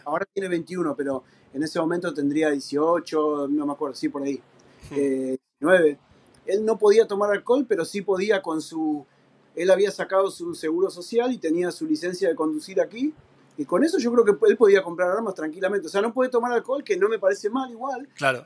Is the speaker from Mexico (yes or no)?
no; Argentina; moved away as an adult; also born or lived in Spain; now in United States; soy, soy argentino